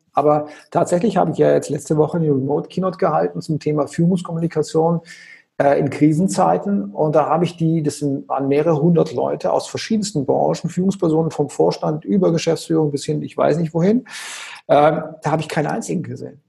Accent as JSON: {"language": "German", "town": "Konstanz", "region": "Baden-Württemberg", "country": "Germany", "tie": "born or raised there", "said": "ich bin ja geboren am Bodensee, in Konstanz am Bodensee"}